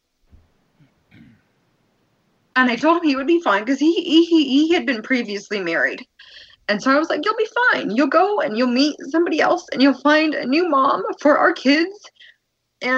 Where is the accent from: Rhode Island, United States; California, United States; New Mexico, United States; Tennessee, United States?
New Mexico, United States; now in Colorado, United States; I'm originally from New Mexico